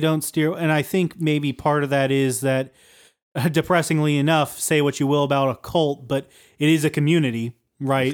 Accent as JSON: {"language": "English", "region": "Appalachia", "country": "United States", "said": "we're, we're from Appalachia"}